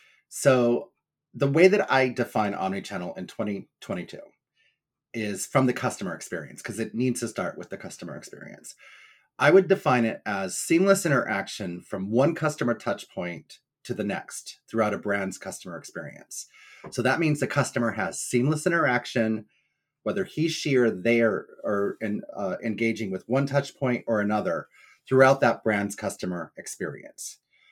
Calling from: Cape Cod, Massachusetts, United States; I am hailing from Cape Cod, Massachusetts, so it's nice and sunny here today.

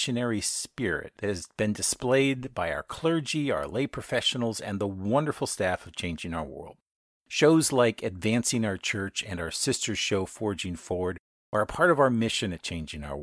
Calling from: Pennsylvania, United States; I'm broadcasting from Pennsylvania, and we're in the middle of a big snowstorm.

